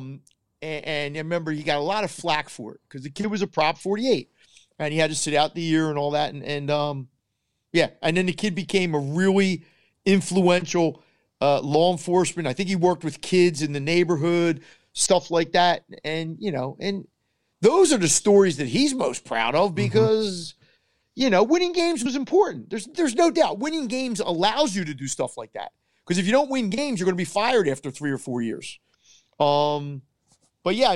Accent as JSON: {"language": "English", "town": "Philadelphia", "region": "Pennsylvania", "country": "United States", "said": "I'm from Northeast Philly."}